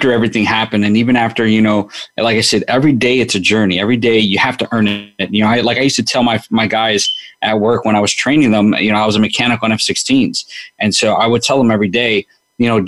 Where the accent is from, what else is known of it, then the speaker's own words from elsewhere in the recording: New York City, New York, United States; growing up in New York